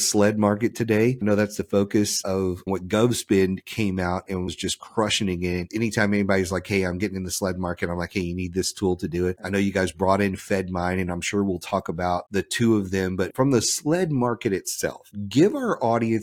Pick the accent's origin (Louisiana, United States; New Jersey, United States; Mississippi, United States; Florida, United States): Louisiana, United States; moved away; also born or lived in Washington, D.C. area; I grew up in the South in Louisiana